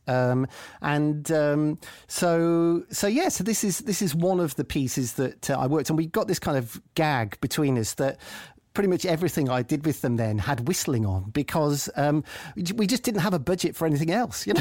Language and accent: English; Coventry, West Midlands, United Kingdom; I'm from Coventry